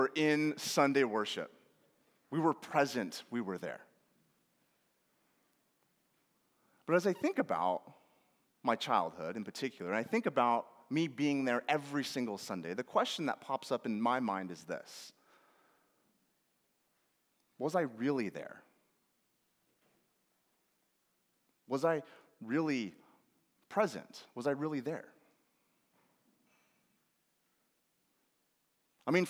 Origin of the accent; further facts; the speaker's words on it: Northwest Washington, United States; my family and I grew up in Northwest Washington in a small little town right on the Canadian border